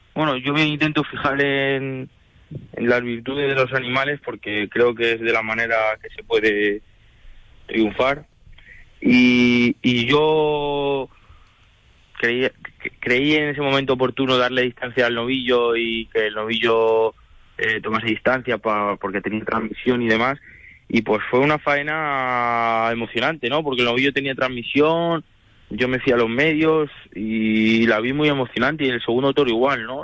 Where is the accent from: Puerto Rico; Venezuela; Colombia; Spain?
Spain; Madrid, Community of Madrid; also born or lived in Toledo; yo soy yo soy de Madrid, yo soy madrileño